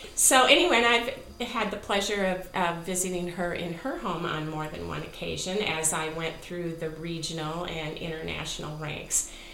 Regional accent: Illinois, United States; Two of us grew up outside of Chicago, and Marion and Barb grew up in the suburbs. Lynn and I were more downstate, as they say.

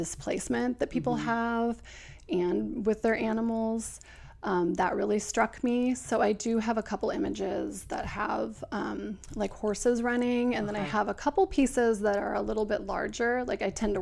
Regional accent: Oregon City, Oregon, United States; I'm from Oregon City, which is just south of Portland.

